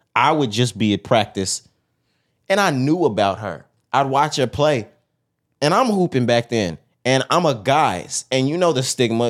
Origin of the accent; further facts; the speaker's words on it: Texas, United States; we're from Texas.